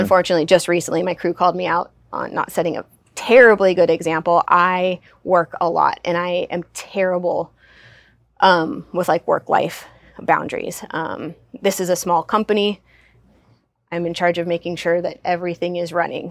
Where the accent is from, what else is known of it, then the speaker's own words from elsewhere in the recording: Southern California, United States; I grew up in Southern California